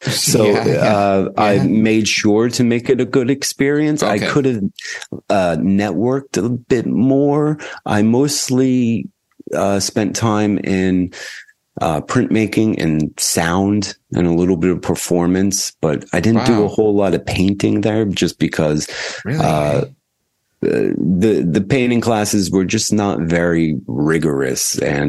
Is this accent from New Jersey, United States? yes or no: yes; New Jersey, United States; now in Chicago, United States; New Jersey.